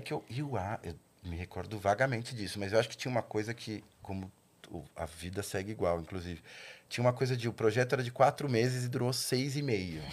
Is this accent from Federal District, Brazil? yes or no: no; São Caetano do Sul, São Paulo, Brazil; eu nasci em São Caetano